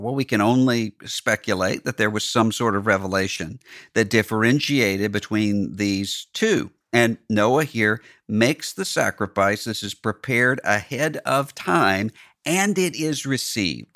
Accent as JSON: {"language": "English", "region": "Mississippi", "country": "United States", "tie": "born or raised there", "said": "my home state, Mississippi"}